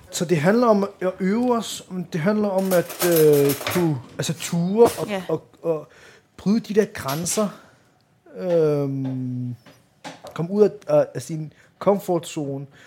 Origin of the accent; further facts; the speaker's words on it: Denmark; also born or lived in Vanløse; jeg er født og opvokset her i Danmark